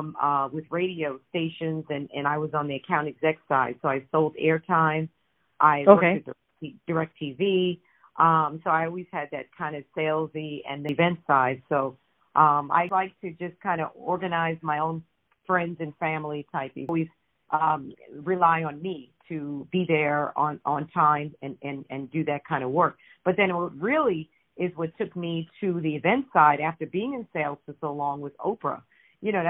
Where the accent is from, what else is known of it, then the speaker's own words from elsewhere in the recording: Brooklyn, New York, United States; I actually grew up in Brooklyn, New York